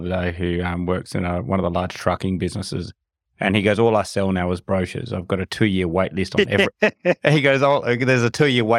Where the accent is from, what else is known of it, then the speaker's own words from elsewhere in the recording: Australia; Yeah, so as Australian, probably I'd say the US, I'd be in a similar position.